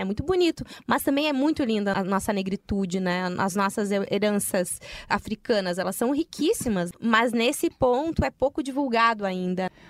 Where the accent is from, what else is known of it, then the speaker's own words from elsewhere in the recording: Rio Grande do Sul, Brazil; tu fala que é gaúcha, e aí olham para mim, eu, crespa, uh, negra